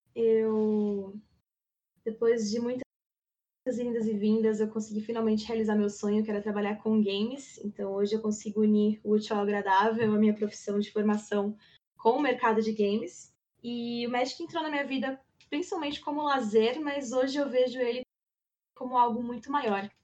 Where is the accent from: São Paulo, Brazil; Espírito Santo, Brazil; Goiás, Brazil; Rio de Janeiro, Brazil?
São Paulo, Brazil; near Campinas, interior of São Paulo state, Brazil; moved away as an adult; also born or lived in ABC Paulista, Greater São Paulo; now in São Paulo, Brazil; Eu sou natural do ABC, Grande São Paulo, mas eu vivi minha vida inteira no interior paulista, próximo de Campinas